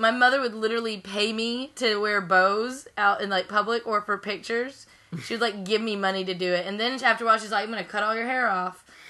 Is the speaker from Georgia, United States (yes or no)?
yes; Georgia, United States; I'm from Georgia